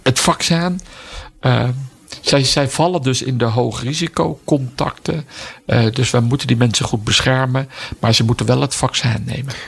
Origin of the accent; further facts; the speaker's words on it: Netherlands; wij als Nederlanders